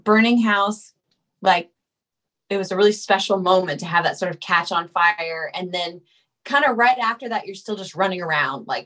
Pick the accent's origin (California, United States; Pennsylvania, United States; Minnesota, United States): California, United States; I'm from California